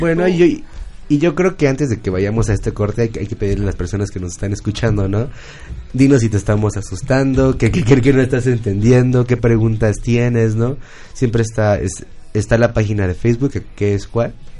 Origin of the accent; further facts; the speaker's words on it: Mexico; como mexicanos